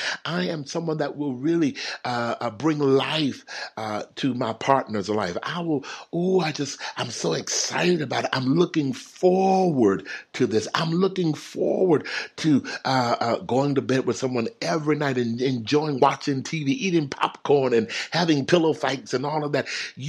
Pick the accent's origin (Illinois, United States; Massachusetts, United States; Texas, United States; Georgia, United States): Texas, United States; now in California, United States; when I moved to California, I'm from Texas. When I moved to California, y'all, I saw so many donut shops, it's unreal.